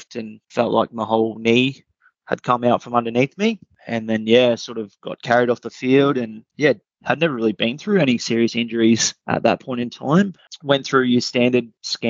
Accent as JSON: {"language": "English", "town": "Rockhampton", "region": "Queensland", "country": "Australia", "tie": "born or raised there", "said": "growing up in Rockhampton, it was pretty enjoyable"}